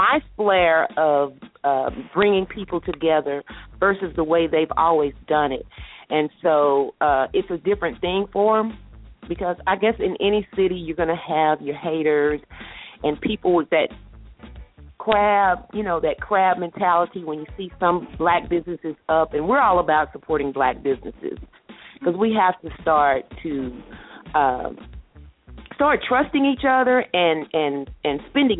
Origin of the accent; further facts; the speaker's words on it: the South, United States; I'm from the South, so you know.